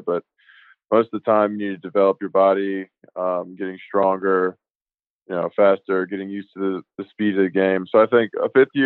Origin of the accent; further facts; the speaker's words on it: Richmond, Virginia, United States; I'm from the Richmond, metro area, kind of that area, like Patrick Henry High School